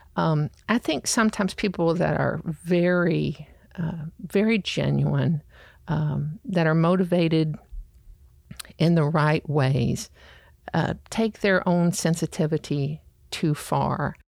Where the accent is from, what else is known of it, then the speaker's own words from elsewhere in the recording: the South, United States; I grew up in the South.